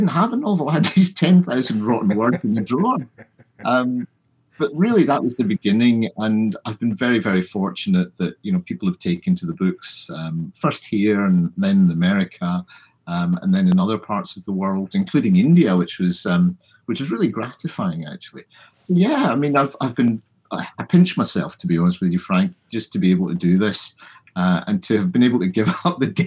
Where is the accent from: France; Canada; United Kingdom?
United Kingdom; Glasgow, Scotland; also born or lived in London; my parents moved to Scotland when I was about two or three.